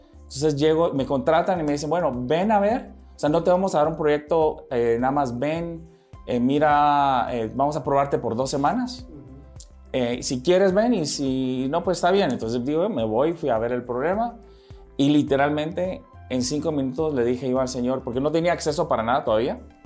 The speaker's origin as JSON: {"language": "Spanish", "country": "Guatemala", "tie": "born or raised there", "also_born_or_lived": "Nicaragua / United States", "moved": "as an adult", "said": "yo nací en Nicaragua. y este, a los seis meses de edad mis padres se mudan a Guatemala. Yo aquí crecí en Guatemala. Crecí toda mi niñez"}